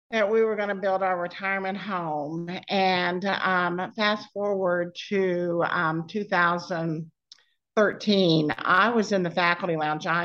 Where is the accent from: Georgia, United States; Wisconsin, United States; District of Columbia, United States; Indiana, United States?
Indiana, United States; Indianapolis; born or raised there; moved away; also born or lived in Nashville, Tennessee